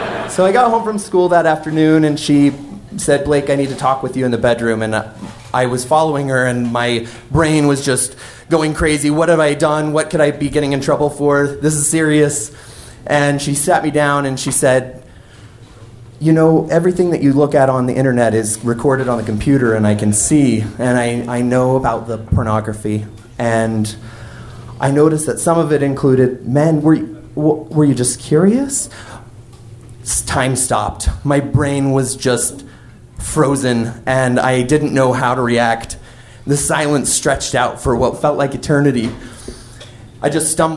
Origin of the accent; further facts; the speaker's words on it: Wyoming, United States; my hometown in Wyoming